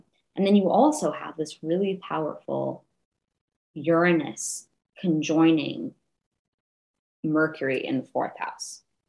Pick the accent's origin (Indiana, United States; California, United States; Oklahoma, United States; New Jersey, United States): California, United States; Los Angeles; I'm from Los Angeles. There's a lot of like back to the earth stuff going on